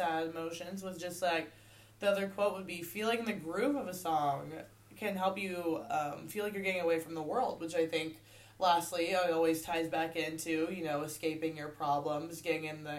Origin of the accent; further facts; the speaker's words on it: United States; being a white female growing up in Washington